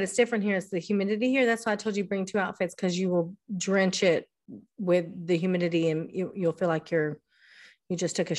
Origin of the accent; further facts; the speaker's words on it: Texas, United States; accent: Texas; my Texas accent came out.